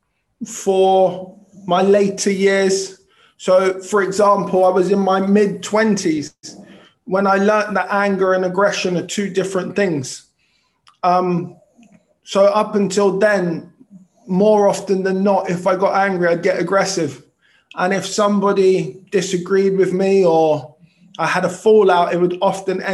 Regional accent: London, United Kingdom; I was born in South London Hospital in Clapham, which is closed now, and raised in Tooting

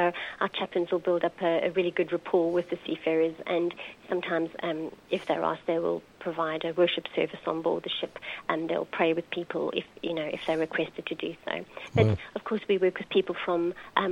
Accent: Johannesburg, Gauteng, South Africa; moved away as an adult; now in United Kingdom; I grew up in South Africa, in Johannesburg

